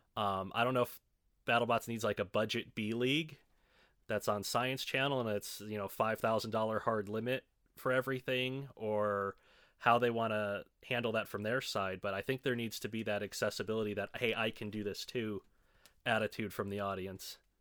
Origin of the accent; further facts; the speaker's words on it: Chicago, Illinois, United States; moved away as an adult; now in Evansville, United States; I spent the vast majority of my life in the Chicago suburbs.